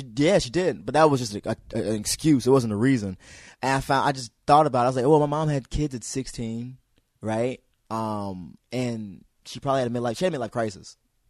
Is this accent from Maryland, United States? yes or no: yes; Hyattsville, Maryland, United States; that's my hometown. Hiatal is my hometown.